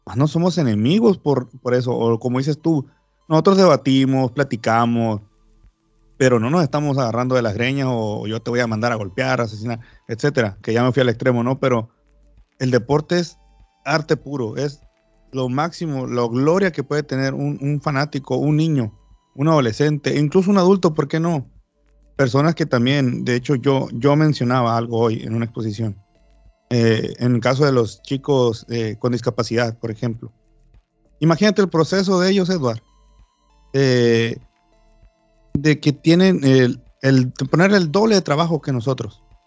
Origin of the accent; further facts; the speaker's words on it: Baja California Sur, Mexico; acá en mi país